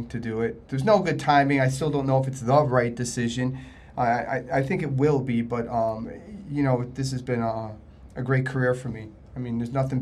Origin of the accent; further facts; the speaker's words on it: Springfield, Massachusetts, United States; I grew up in Springfield, Massachusetts